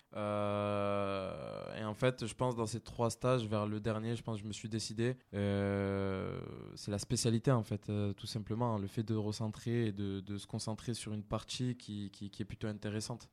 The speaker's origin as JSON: {"language": "French", "town": "Sorgues", "region": "Provence-Alpes-Côte d'Azur", "country": "France", "tie": "born or raised there", "also_born_or_lived": "Nîmes", "lives_now": "Avignon, France", "said": "je suis originaire de Sorgue et aujourd'hui, j'habite j'habite à Avignon"}